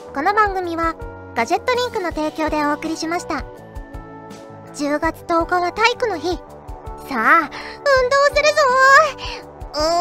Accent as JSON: {"language": "Japanese", "region": "Fukuoka", "country": "Japan", "tie": "born or raised there", "moved": "yes", "said": "小さい頃からずっと福岡に住んでてん"}